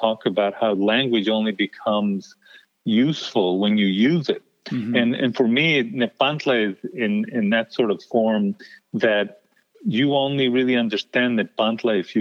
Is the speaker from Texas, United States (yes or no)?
yes; El Paso, Texas, United States; moved away; also born or lived in New York City / Connecticut; this borderland existence, that, by the way, stays with you even once you leave El Paso